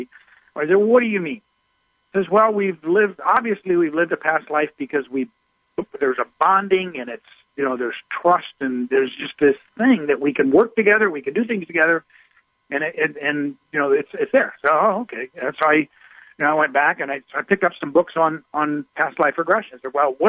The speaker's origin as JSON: {"language": "English", "region": "Midwest", "country": "United States", "tie": "born or raised there", "said": "I was raised down in the Midwest, and in the Bible Belt, religion was everywhere."}